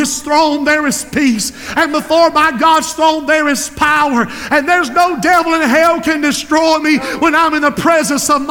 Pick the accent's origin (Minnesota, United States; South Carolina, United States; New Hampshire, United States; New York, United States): South Carolina, United States; Society Hill; I'm from Society Hill